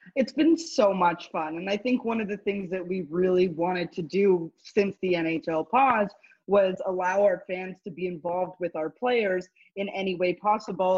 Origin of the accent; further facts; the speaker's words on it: Montreal, Quebec, Canada; I made it home because I'm from Montreal